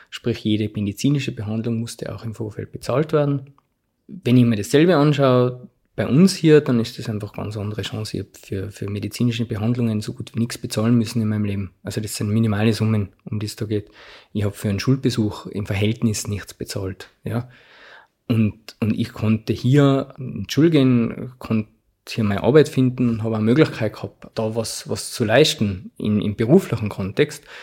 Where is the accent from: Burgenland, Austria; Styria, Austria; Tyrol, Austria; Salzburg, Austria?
Tyrol, Austria; Zams; in den 50er Jahren ist ein Arzt aus meinem Heimatort nach Ifakara gekommen